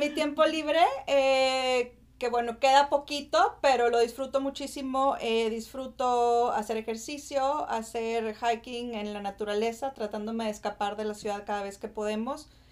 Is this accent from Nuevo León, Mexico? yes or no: yes; Monterrey, Nuevo León, Mexico; moved away as an adult; also born or lived in Austin, Texas; now in United States; soy originaria de Monterrey